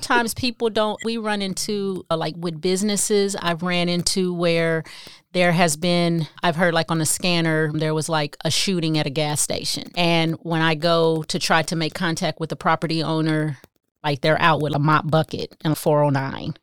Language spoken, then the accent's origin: English; Kansas City, Missouri, United States; moved away as an adult; also born or lived in Phoenix; I went home to Kansas City 'cause I'm from Kansas City